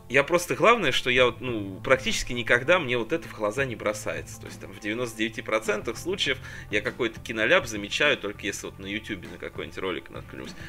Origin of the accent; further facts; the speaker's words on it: Tula, Tula Oblast, Russia; откуда я родом